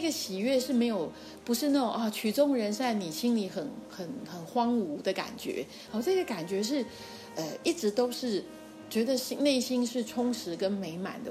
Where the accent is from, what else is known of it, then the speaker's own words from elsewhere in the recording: Tainan, Taiwan; moved away; 其实我是台南人